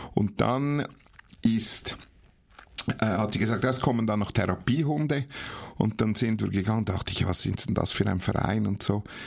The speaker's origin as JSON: {"language": "German", "town": "Horgen", "region": "Zurich", "country": "Switzerland", "tie": "born or raised there", "also_born_or_lived": "Nuremberg, Germany", "said": "geboren bin ich in Nürnberg, das hört man wahrscheinlich meinem Dialekt noch an, aber aufgewachsen bin ich in Horgen am Zürichsee"}